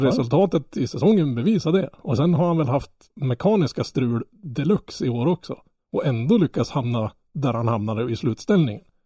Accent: Norrland, Sweden; Jag som norrlänning

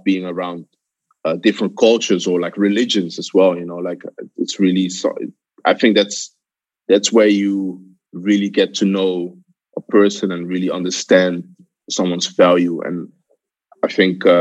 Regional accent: Amsterdam, North Holland, Netherlands; Yeah, I'm born in Amsterdam, actually. I'm originally from Ghana, the best of the world.

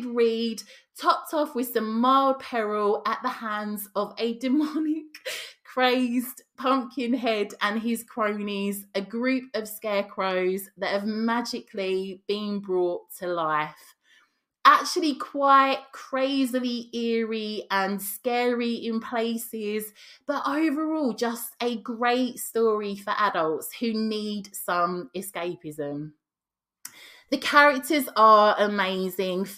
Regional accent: Cockney and Estuary English, London, United Kingdom; accent: Cockney / Estuary English; some of the sayings that I'm used to, that I grew up around

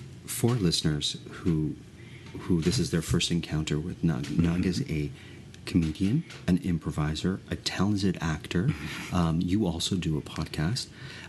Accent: Woodbridge, Ontario, Canada; also born or lived in North York / Mississauga; I was born in North York, but I grew up in Mississauga, and then I spent my formative years in Woodbridge, which is a town that is incorporated into the city of Vaughan.

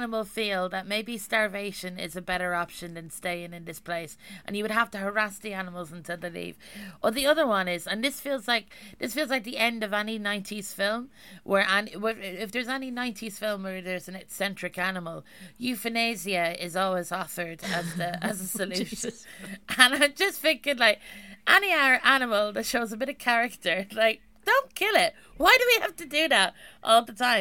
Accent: Ireland; being an Irish person

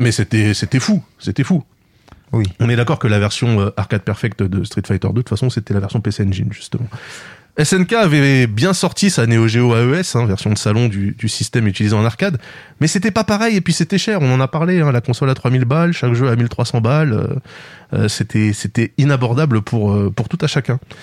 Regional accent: France; la salle d'arcade de Plessis 2, là où j'ai grandi

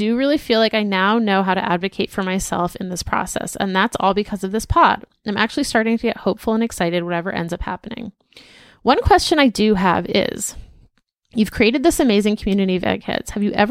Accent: Torrance, California, United States; P.S. Also, I'm originally from Torrance. Actually, I'm third generation. My grandparents, parents, and extended family all went to Torrance High.

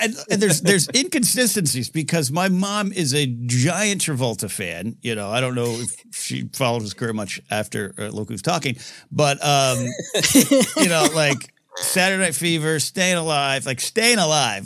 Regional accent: Grover Beach, California, United States; It turns into Grover Beach for those who keep score at home and live in my hometown area.

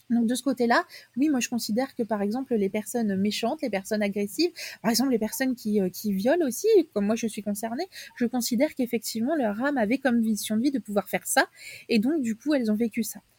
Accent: south of France, France; moi je viens du sud de la France

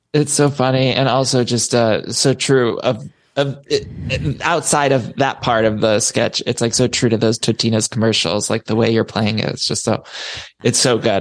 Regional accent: Solon, Ohio, United States; we grew up in this similar area. I'm from Solon, Ohio

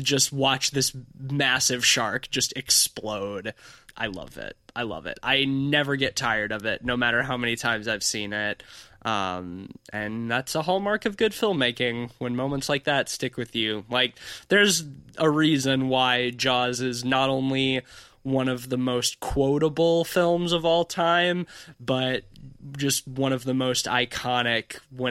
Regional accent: Gulf Coast, United States; I grew up on the Gulf Coast where shark attacks are a thing

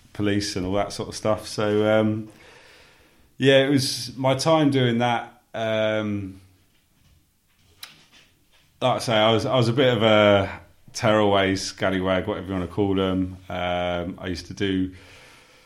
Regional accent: Sussex, South East England, United Kingdom; born and raised in Sussex, I was brought up on a council estate

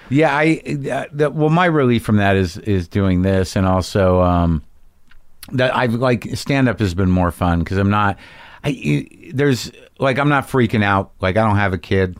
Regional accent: Albuquerque, New Mexico, United States; also born or lived in New Jersey; I grew up in Albuquerque, New Mexico.

